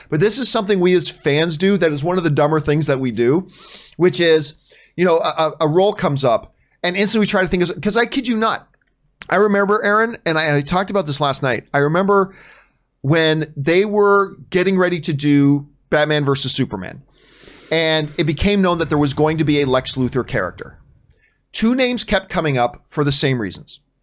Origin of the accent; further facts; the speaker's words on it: Canada; now in United States; I'm not a Yank, I am Canadian, although I do live in, in the United States